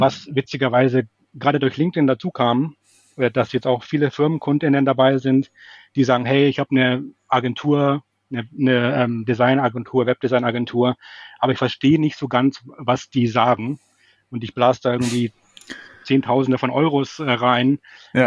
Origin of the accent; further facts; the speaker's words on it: Munich, Bavaria, Germany; moved away as an adult; now in Hamburg, Germany; ich komme ursprünglich aus München, deswegen ist das Servus dabei